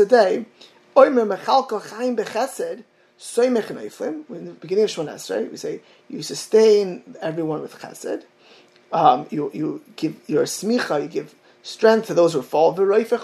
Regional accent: Miami Beach, Florida, United States; my hometown of Miami Beach

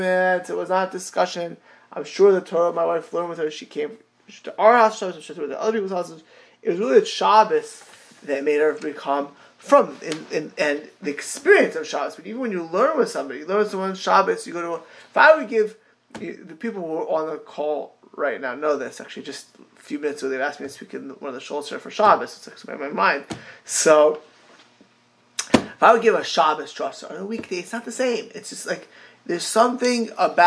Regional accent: South Florida, United States; South Florida, my hometown

